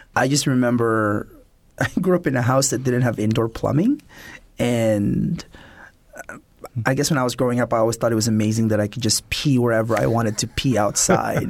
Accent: California, United States; also born or lived in Philippines; growing up in California

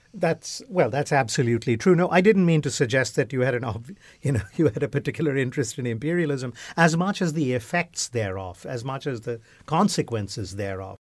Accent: West Bengal, India; moved away; all of us growing up in India, particularly in Bengal, uh, uh, where, uh, I recall as a child

